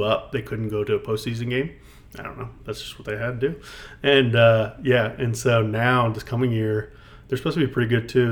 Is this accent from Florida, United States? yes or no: no; Mechanicsville, Virginia, United States; Mechanicsville, um, born and raised.